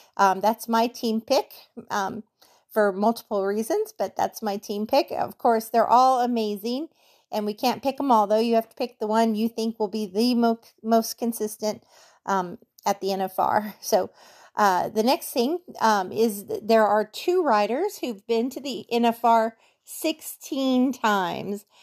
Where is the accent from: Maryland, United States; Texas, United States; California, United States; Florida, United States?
California, United States; Norco; I grew up in Norco